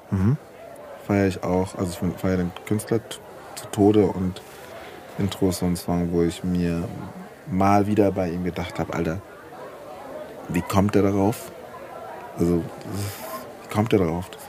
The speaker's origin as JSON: {"language": "German", "town": "Frankfurt", "region": "Hesse", "country": "Germany", "said": "ich komme direkt aus"}